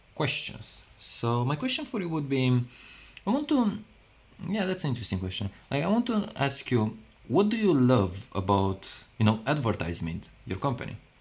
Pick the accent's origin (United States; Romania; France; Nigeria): Romania; now in London, United Kingdom; I was born in Romania